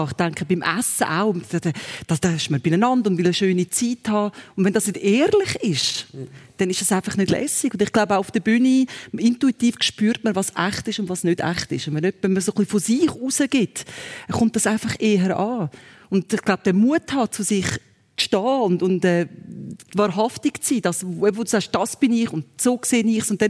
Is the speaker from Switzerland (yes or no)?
yes; Muri, Aargau, Switzerland; Ich bin ja in Muriargau aufgewachsen, wo wir so ein mit dem Kloster haben.